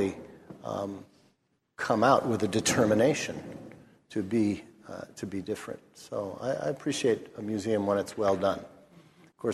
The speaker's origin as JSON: {"language": "English", "town": "Los Angeles", "region": "California", "country": "United States", "tie": "born or raised there", "said": "I'm from Los Angeles. I've seen my city burn twice in my lifetime, once in 1965 when I was 10"}